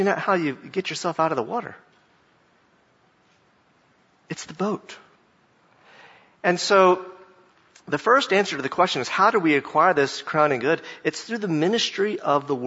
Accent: Jacksonville, Florida, United States; I grew up in Jacksonville, Florida

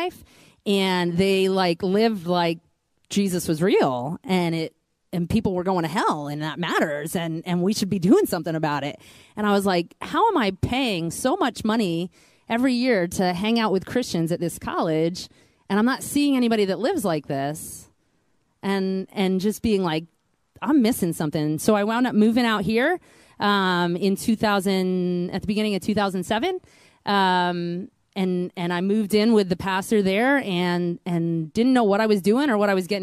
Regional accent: Pennsylvania, United States; I come from Pennsylvania. I grew up in a really small town.

